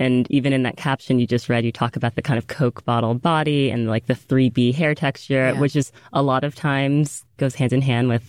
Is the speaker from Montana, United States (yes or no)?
no; New York, United States; We grew up both New York.